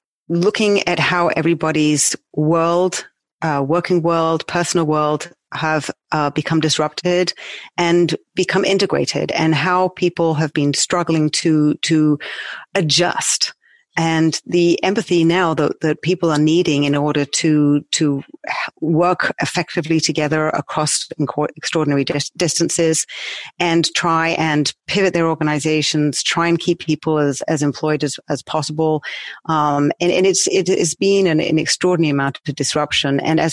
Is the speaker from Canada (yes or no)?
no; United Kingdom; now in New York, United States; Yes, I'm a Brit living in New York. I've actually lived all over the world